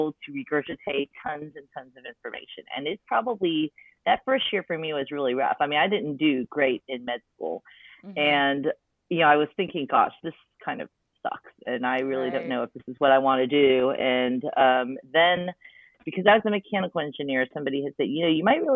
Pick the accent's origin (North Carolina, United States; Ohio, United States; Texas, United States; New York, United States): Texas, United States; Wichita Falls; I grew up in Wichita Falls, Texas, very small town.